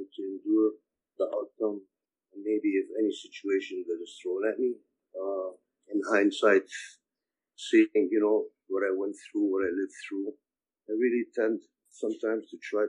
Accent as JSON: {"language": "English", "town": "Ramallah", "region": "West Bank", "country": "Palestine", "tie": "born there", "said": "I was born in Ramallah, Palestine. My family comes from a village called Beit Duku, not too far from Ramallah in Palestine. I lived through the 1967 war at the age of six"}